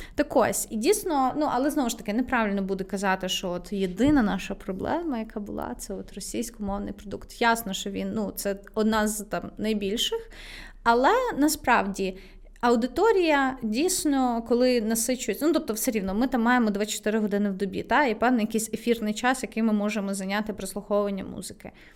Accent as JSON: {"language": "Ukrainian", "town": "Lviv", "region": "Lviv Oblast", "country": "Ukraine", "tie": "born or raised there", "said": "я виросла там в дитинстві у Львові"}